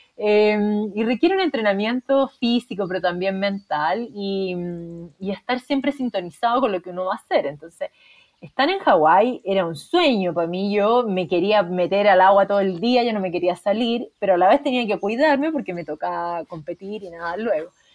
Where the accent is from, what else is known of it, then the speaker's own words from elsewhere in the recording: Chile; soy psicóloga de la Chile